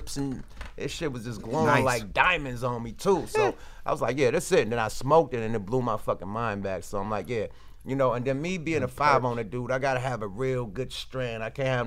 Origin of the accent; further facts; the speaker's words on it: the Bay Area, California, United States; I'm from the Bay